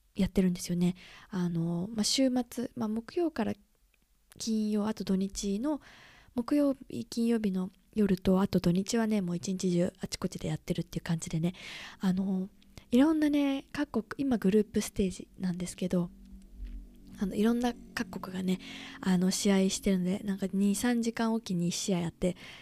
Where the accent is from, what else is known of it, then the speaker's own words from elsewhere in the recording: Chiba, Japan; moved away as an adult; also born or lived in London; now in United Kingdom; 私はねあの千葉生まれ千葉出身なので